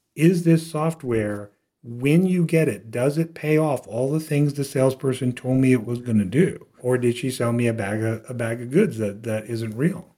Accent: South Louisiana, United States; moved away as an adult; now in Austin, United States; I grew up in South Louisiana, all the way south

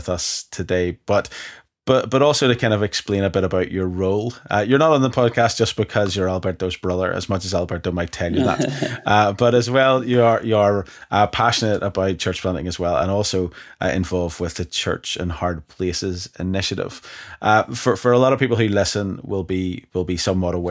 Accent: Ireland; as an Irishman

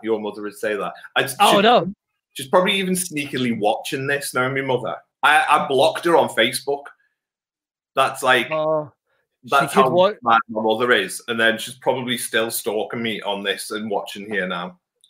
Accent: Wirral, North West England, United Kingdom; Then I was born down here and on the Wirral. So all my life been down here.

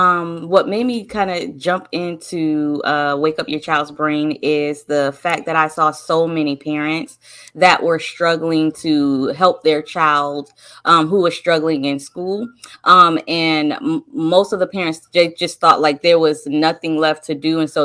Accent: North Carolina, United States; I'm from North Carolina.

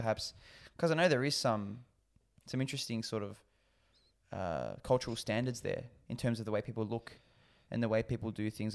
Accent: Australia; as an Aussie

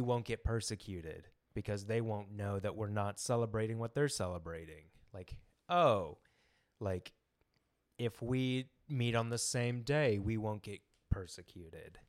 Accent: Memphis, Tennessee, United States; now in Kansas City, United States; I'm from Memphis, Tennessee

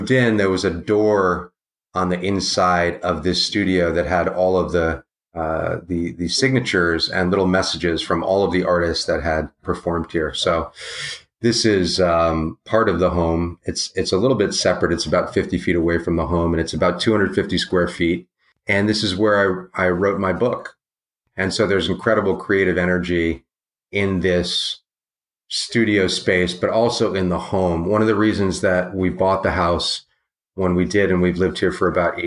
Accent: Washington, District of Columbia, United States; I grew up in Georgetown in Washington, D.C. in a big Victorian mansion

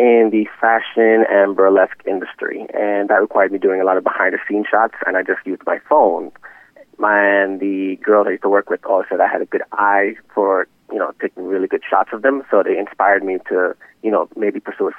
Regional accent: New York City, New York, United States; I really like having my business in Westchester, even though I'm from New York City myself.

